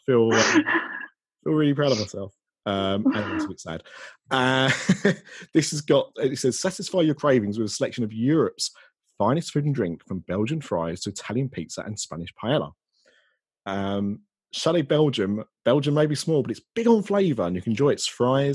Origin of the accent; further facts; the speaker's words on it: Essex, East of England, United Kingdom; I'm British as you like. Or I'm Essex, as you like